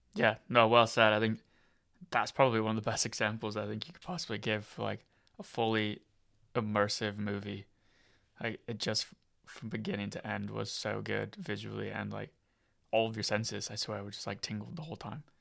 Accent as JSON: {"language": "English", "region": "Iowa", "country": "United States", "tie": "born or raised there", "also_born_or_lived": "Colorado / California", "moved": "yes", "said": "I'm from America, so I'm from, uh, I grew up in Iowa."}